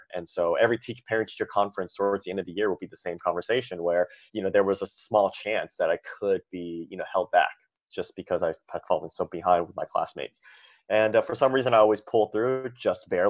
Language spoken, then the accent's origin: English; San Francisco, California, United States; I was born and raised in San Francisco